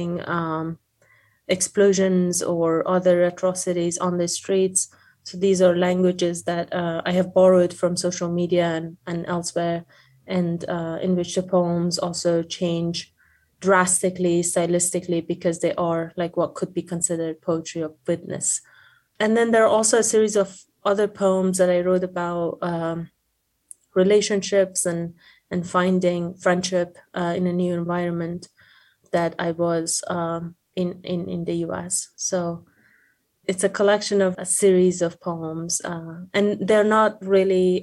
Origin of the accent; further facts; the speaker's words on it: Afghanistan; moved away as an adult; now in United States; I had recently resettled in US as an international student, and I'm originally from Afghanistan